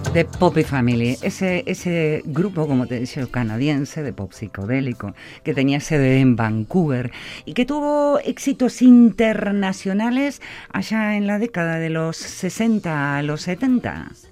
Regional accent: Argentina; moved away; hoy en Argentina, mi país natal, mi, mi, donde está mi tierra, mis amigos, mis afectos

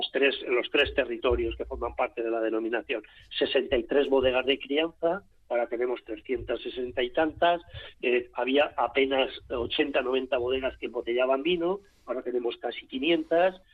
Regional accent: Rioja Baja, La Rioja, Spain; Yo soy de la Ribera, soy de la Rioja Baja

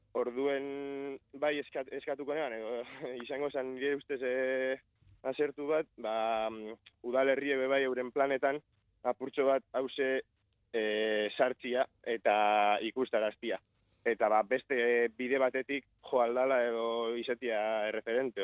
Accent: Elorrio, Basque Country, Spain; elorrizoko gazte bat nazta

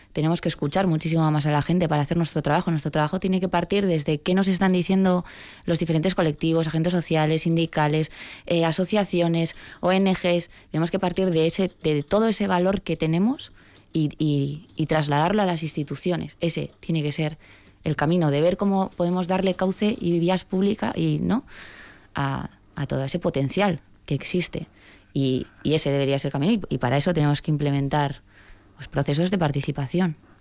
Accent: Basque Country, Spain; yo me siento vasca, yo sí me definiría así.

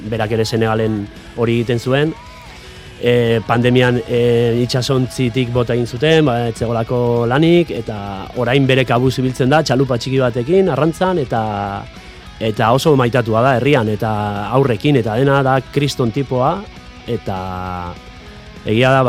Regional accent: Pasaia, Basque Country, Spain; ni pasaitarra naiz, paisai San Pedrokoa naiz, eta, bueno, arrantzale eh, herria

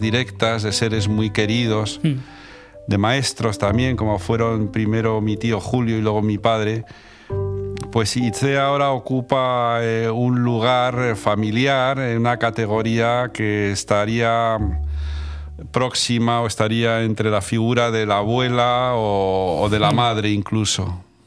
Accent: Madrid, Community of Madrid, Spain; moved away as an adult; also born or lived in San Sebastián; now in Bera, Spain; volví a Madrid a seguir con los estudios

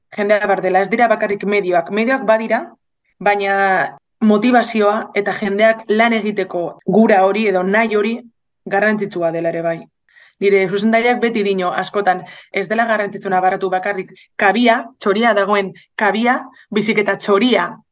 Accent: Bilbao, Basque Country, Spain; bilon jaio nintzen

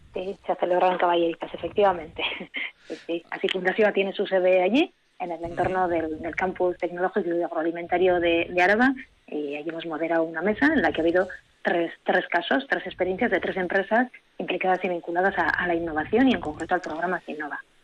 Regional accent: Encartaciones, Biscay, Basque Country, Spain; yo soy vizcaína de Encarter

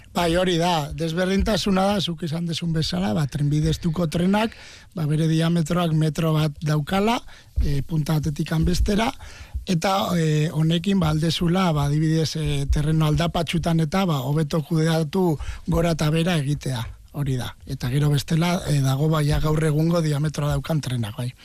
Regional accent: Oñati, Basque Country, Spain; born or raised there

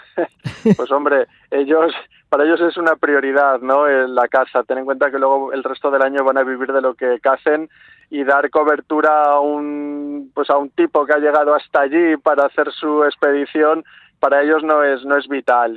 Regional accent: Málaga, Andalusia, Spain; soy de Málaga, eh, de una ciudad de mar

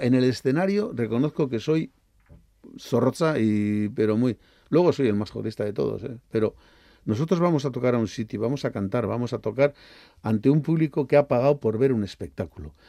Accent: San Sebastián, Basque Country, Spain; yo soy muy donostiarra

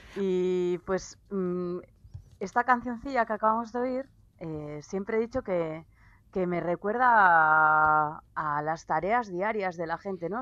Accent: Basque Country, Spain

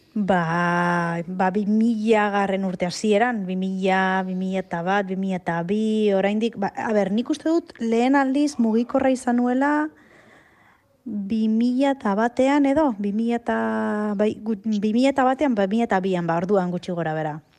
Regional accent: Arrasate, Basque Country, Spain; arrasateko arbolapetan bat zegoen kabina bat mitikoa, eta bo, hor zenbat bat aliz jolastu dugun

